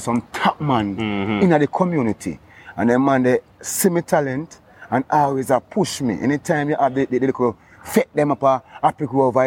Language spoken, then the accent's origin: English; Bath, Saint Thomas, Jamaica; also born or lived in Kingston, Jamaica; I tell him about Bath. That's where I'm born and grew